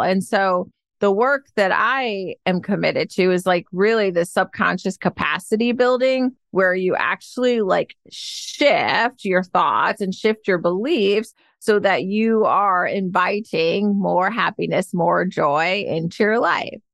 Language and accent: English; Detroit, Michigan, United States; moved away as an adult; also born or lived in Ann Arbor, Michigan / Georgia; now in San Francisco, United States; I was born and raised in Detroit, Michigan